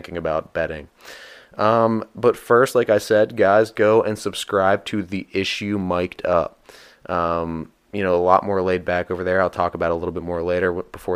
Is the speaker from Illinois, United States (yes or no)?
no; Pittsburgh, Pennsylvania, United States; I'm from Pittsburgh.